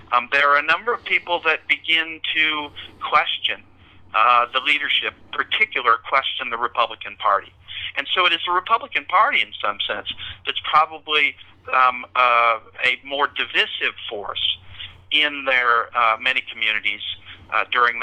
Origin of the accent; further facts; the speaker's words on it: the rural Midwest, United States; moved away as an adult; was raised in the Midwest, and the rural Midwest, actually, and went south for my graduate training.